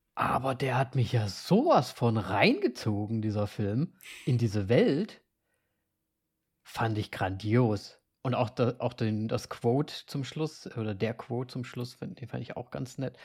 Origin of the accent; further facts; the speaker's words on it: Austria; als Österreicher